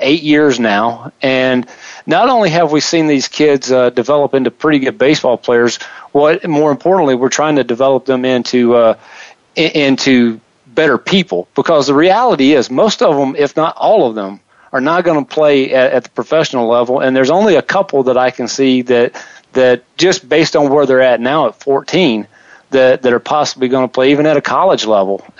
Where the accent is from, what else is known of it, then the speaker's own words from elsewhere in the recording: South Carolina, United States; where I grew up in South Carolina